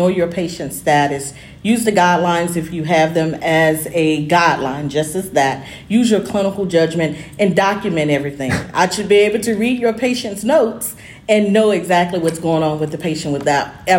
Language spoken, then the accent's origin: English; Memphis, Tennessee, United States; Memphis, Tennessee.